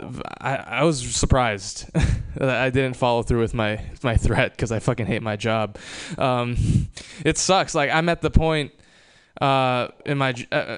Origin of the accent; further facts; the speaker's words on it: Hawaii, United States; moved away; I was born and raised in Hawaii